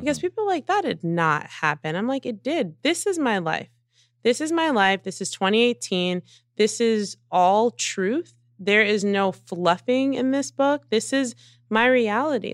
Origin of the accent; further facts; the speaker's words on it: New Jersey, United States; I'm a girl from Jersey who was working hard